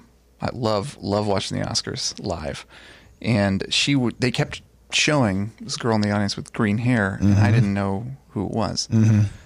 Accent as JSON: {"language": "English", "town": "Dayton", "region": "Ohio", "country": "United States", "tie": "born or raised there", "said": "Singer-songwriter, born and raised in Dayton, Ohio. Mm-hmm. That's where I live now, again, currently with my wife and our four kids."}